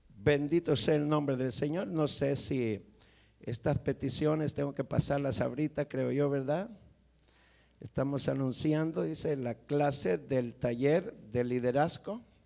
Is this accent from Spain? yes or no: no; El Salvador; vengo del Salvador